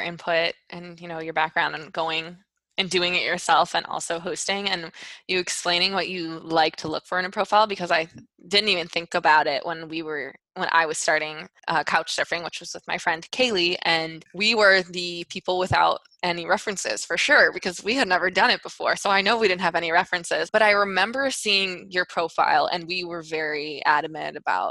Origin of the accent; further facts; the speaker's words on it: Chicago, Illinois, United States; moved away as an adult; now in Spain; we're from Chicago. Like, we understand the Midwest. Like, we're high school friends, both living and studying in different parts of Spain.